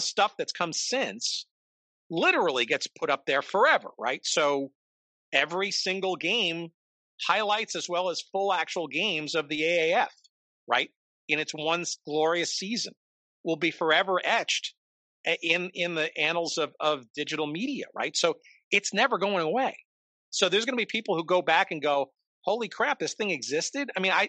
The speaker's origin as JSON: {"language": "English", "region": "New York", "country": "United States", "tie": "born or raised there", "said": "Now, I grew up in New York, so it was on Channel 5 there, the old now Fox station, but the old WNEW television, Metro Media, I guess at the time."}